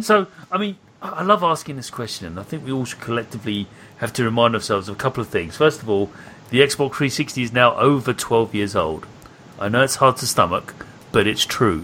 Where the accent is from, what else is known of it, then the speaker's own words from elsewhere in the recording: United Kingdom; I'm British.